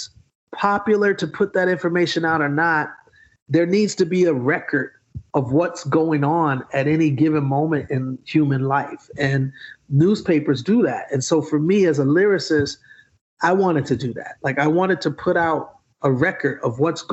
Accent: Milwaukee, Wisconsin, United States; moved away; also born or lived in Atlanta, Georgia; I grew up in Milwaukee, Wisconsin

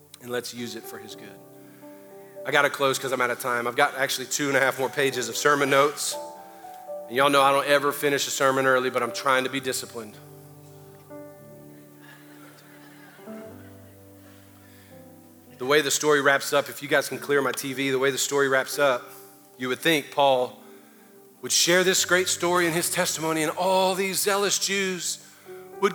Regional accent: the South, United States; I grew up in the South where I believed in God my whole life

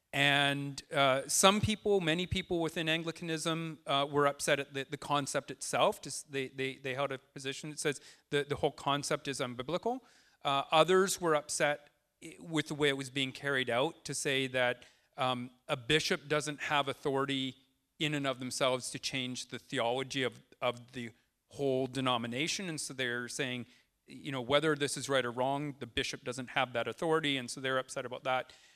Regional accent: Tsawwassen, British Columbia, Canada; now in Deep Cove, Canada; I grew up in Towson.

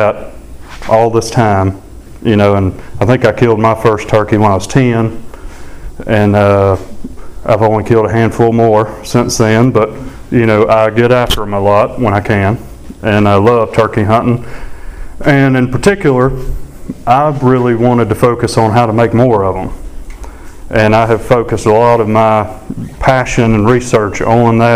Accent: Sumter County, Alabama, United States; I grew up in Alabama, a little ways from here, but Sumter County

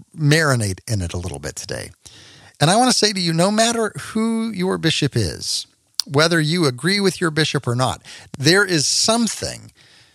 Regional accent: Texas, United States; also born or lived in Tulsa, Oklahoma; now in Washington, United States; I grew up in Texas

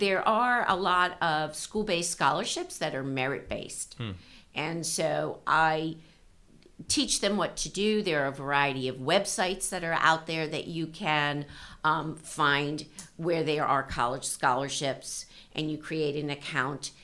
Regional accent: East Coast, United States; moved away as an adult; now in California, United States; was raised on the East Coast

